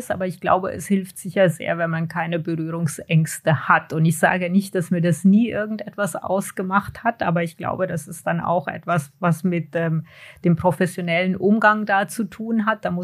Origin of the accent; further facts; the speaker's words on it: Hanau, Hesse, Germany; Ah, in diesem Fall war das ähm, in, in Hanau. Also ich bin in Deutschland geboren und aufgewachsen.